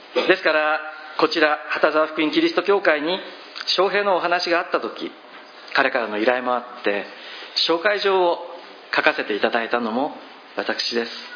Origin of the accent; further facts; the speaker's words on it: Zushi, Kanagawa, Japan; now in Odawara, Japan; 生まれ育ちが逗子なのですが